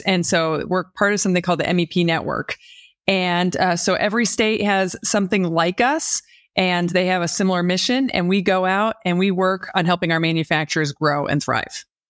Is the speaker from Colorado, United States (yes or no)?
yes; Denver, Colorado, United States; moved away as an adult; also born or lived in Nashville, Tennessee; now in Michigan, United States; I grew up in Denver, Colorado